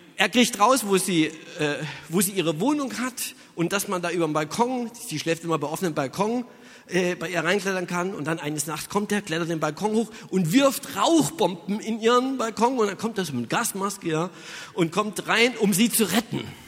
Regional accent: Saxony, Germany; Ich stamme aus Sachsen und da, das ist in Ostdeutschland

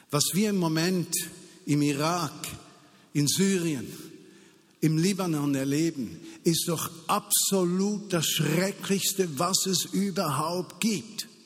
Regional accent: Switzerland; Und wie können wir als Schweizer in einer solchen Situation sagen, am besten schließen wir die Grenzen, das ist nicht unser Problem.

